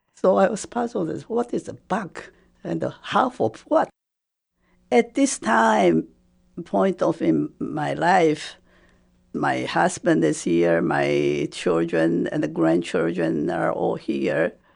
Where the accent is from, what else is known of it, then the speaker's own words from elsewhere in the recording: Taipei, Taiwan; first language Japanese; English is a second language; moved away as an adult; also born or lived in Bloomington, United States; now in United States; When I was growing up, Taiwan was under Japanese